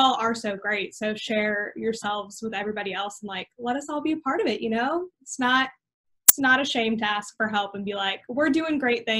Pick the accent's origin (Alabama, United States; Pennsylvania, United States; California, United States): California, United States; I'm from California.